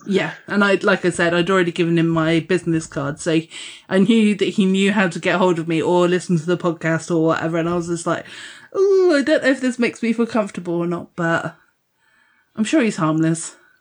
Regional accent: Dorset, South West England, United Kingdom; I'm from Dorset

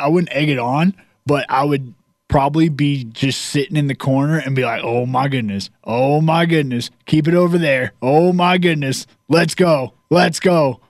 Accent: Virginia, United States; I grew up in Virginia, and we had a Waffle House in the nearest town where I lived.

